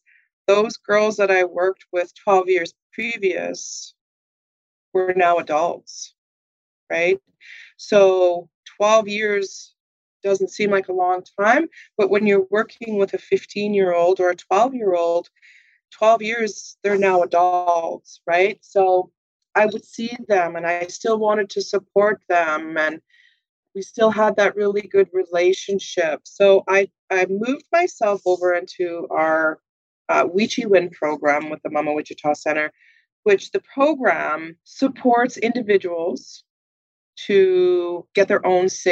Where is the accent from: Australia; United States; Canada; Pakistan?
Canada; Manitoba; now in Winnipeg, Canada; So I am a Manitoban. I was born and bred in Manitoba.